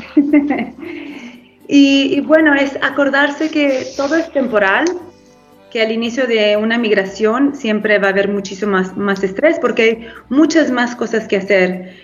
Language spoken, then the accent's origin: Spanish; Guadalajara, Jalisco, Mexico; also born or lived in California, United States; now in Italy; Nací en California, pero crecí entre México y Estados Unidos. Soy de Guadalajara